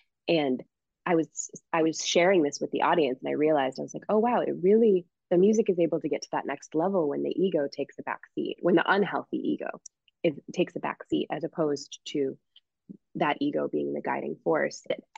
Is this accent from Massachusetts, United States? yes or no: yes; Springfield, Massachusetts, United States; we were the only Haitian French Canadian family. anywhere from what I could see in my hometown of Springfield, Massachusetts. It was very, very Irish, Catholic, Puerto Rican area when I was growing up.